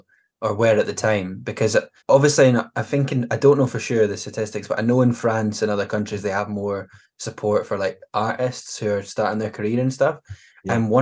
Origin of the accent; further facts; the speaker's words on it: Scotland, United Kingdom; as a Scottish person